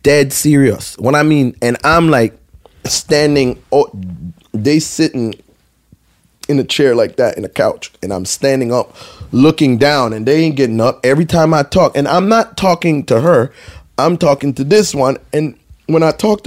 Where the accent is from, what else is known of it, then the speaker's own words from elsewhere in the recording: U.S. Virgin Islands; moved away; I'm from St. Thomas